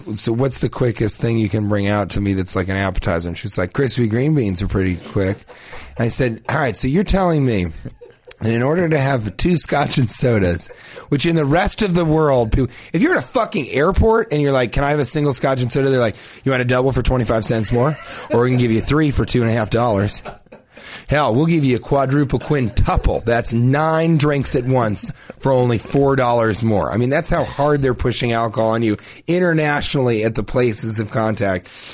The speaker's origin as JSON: {"language": "English", "town": "Denver", "region": "Colorado", "country": "United States", "said": "I'm from Denver."}